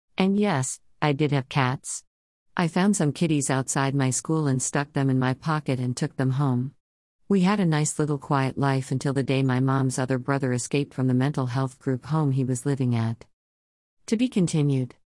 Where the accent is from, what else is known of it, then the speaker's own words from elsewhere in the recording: Inglewood, California, United States; also born or lived in Jeddah, Saudi Arabia / Moreno Valley, California; My parents' house was in Inglewood, close to the airport, and that is where I grew up